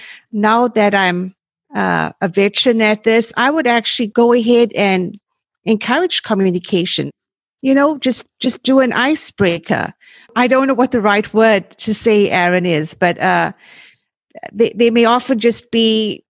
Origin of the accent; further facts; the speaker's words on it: South Africa; moved away; I was born and raised in South Africa and that's where I went to college